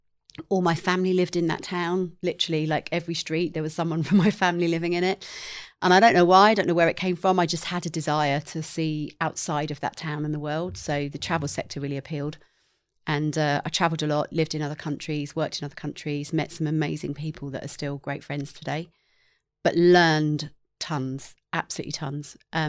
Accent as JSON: {"language": "English", "region": "England", "country": "United Kingdom", "tie": "born or raised there", "said": "I did. I grew up in England in the same town. My family still live there."}